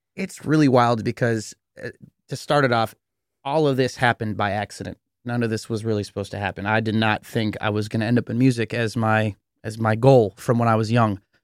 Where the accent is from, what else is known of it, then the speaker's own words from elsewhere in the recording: Cupertino, California, United States; I'm this kid from Cupertino